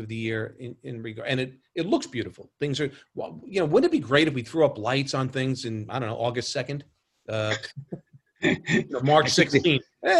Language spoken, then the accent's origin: English; New York City, New York, United States; growing up in New York